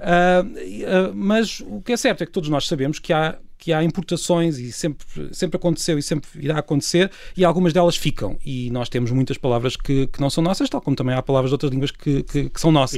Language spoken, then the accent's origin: Portuguese; Peniche, Leiria District, Portugal; histórias da minha terra, que eu venho de Peniche